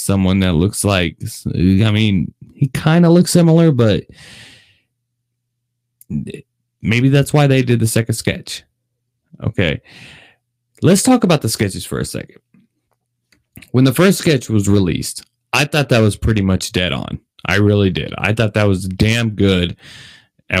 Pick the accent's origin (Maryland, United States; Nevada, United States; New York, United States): Nevada, United States; Las Vegas; This is my city. I was born and raised here in Las Vegas.